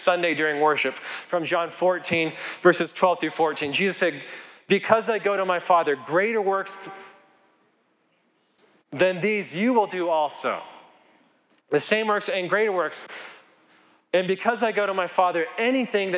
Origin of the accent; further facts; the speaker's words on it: Colorado, United States; I grew up here in Colorado